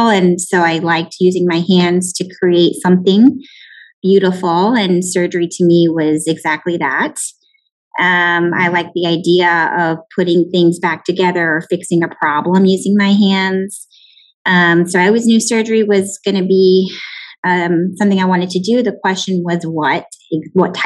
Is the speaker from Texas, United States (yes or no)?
yes; McAllen, Texas, United States; also born or lived in Houston, Texas / Tucson, Arizona / Irvine, California; I'm actually from the Valley, born and raised in McAllen